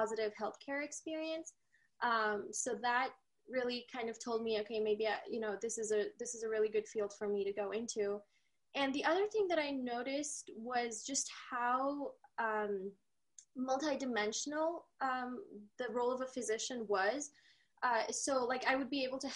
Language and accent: English; India; now in Utah, United States; I'm from India. I moved here to the US with my family in 2005 due to my dad's work